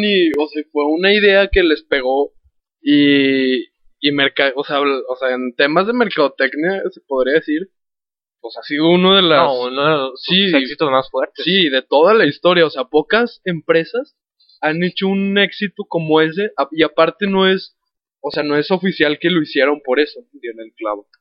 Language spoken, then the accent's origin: Spanish; Mexico